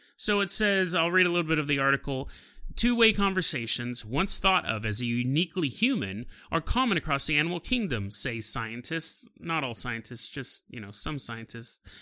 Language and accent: English; California, United States; I'm from California